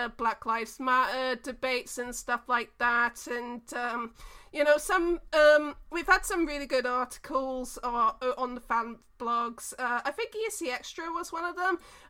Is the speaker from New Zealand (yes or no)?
yes; New Zealand; I was born in New Zealand, half of my dad's side of the family is from New Zealand